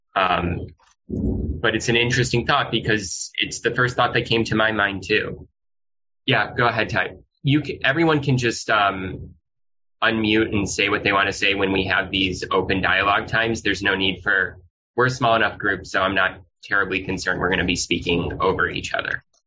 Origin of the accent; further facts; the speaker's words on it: Midwest, United States; moved away as an adult; also born or lived in New Orleans, Louisiana; now in Los Angeles, United States; living in growing up in the Midwest